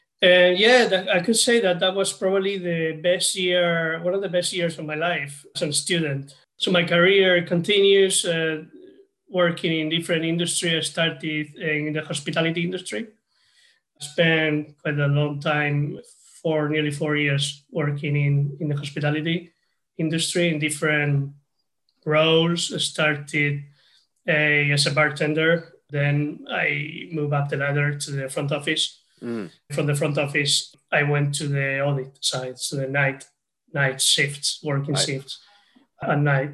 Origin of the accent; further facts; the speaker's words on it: Spain; now in United Kingdom; I'm originally from Spain, and I'm currently living in the UK